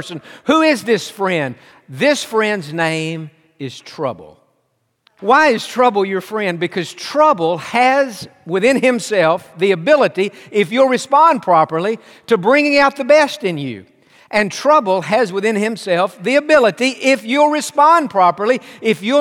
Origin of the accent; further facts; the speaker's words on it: Tennessee, United States; moved away; also born or lived in Pasadena; He and I grew up together in Tennessee